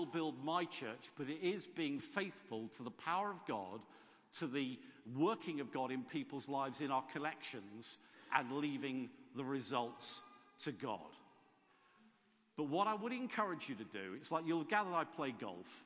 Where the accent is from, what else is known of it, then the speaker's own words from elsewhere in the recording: Southampton, South East England, United Kingdom; moved away; also born or lived in Gloucester; I was born in Southampton in a suburb called Shirley. My father worked in Shirley. He came home for his lunch. I went to school in Shirley.